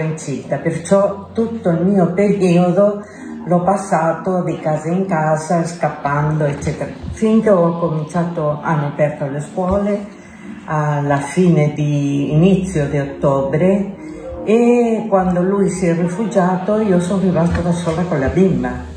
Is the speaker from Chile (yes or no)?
yes; Chile; Italian is a second language; moved away as an adult; now in Italy; sono partita dal Cile il 20, 28 di luglio del 75 e il 29 sono arrivata qua in Italia, a Milano